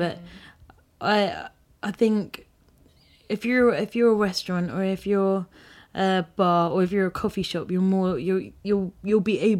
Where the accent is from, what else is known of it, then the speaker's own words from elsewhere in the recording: Malaysia; also born or lived in Philippines; Yeah, so I lived in the Philippines. And my dad's also lived... And my parents have lived abroad, so I grew up in Malaysia.